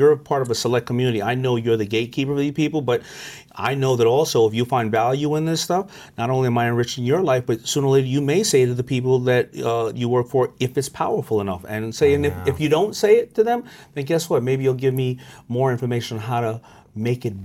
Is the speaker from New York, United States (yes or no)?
yes; New York City, New York, United States; I grew up in Hollis, Queens